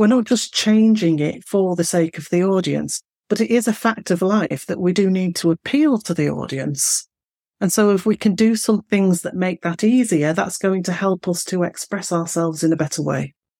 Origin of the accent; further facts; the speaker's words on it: Manchester, North West England, United Kingdom; accent: Mancunian; I'm from the north, I'm from Manchester, and you can hear that in the way that I speak. So I don't speak in broad Mancunian.